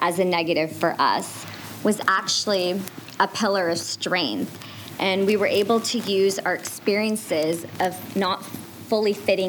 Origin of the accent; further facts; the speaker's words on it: India; you know, we're Indian, so we got to go back home. We got to travel to Mumbai to do that.